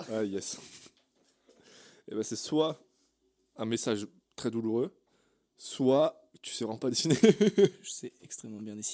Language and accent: French; Brittany, France; comme on dit, chez nous, en Bretagne, elle va sortir brute de décoffrage.